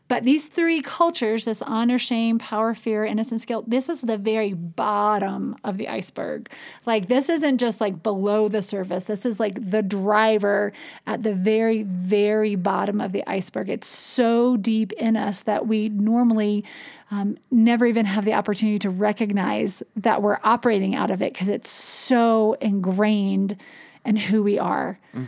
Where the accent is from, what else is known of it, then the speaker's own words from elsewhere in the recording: North Carolina, United States; I grew up in North Carolina